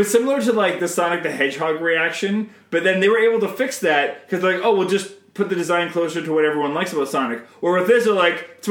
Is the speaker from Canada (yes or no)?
yes; Canada